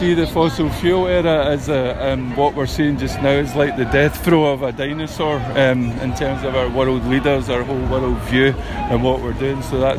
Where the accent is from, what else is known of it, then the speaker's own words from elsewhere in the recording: Glasgow, Scotland, United Kingdom; now in Inverness, United Kingdom; I'm from Glasgow originally, but live up in Inverness.